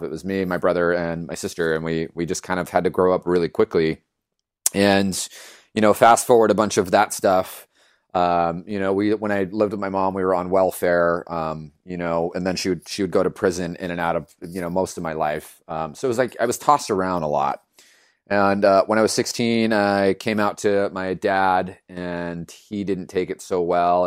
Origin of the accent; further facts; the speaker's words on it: Los Angeles, California, United States; I was born and raised in East L